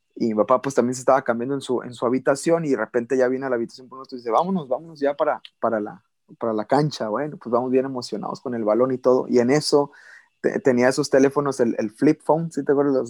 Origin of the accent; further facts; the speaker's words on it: Valle Hermoso, Tamaulipas, Mexico; also born or lived in Monterrey, Nuevo León / Ciudad Mante, Tamaulipas / Reynosa, Tamaulipas / Brownsville, Texas; yo me crié toda mi infancia en Tamaulipas